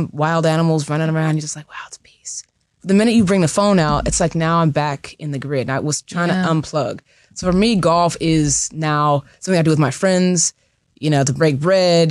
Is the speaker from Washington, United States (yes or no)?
yes; Seattle, Washington, United States; now in Los Angeles, United States; I'm from the West Coast. I'm from Seattle.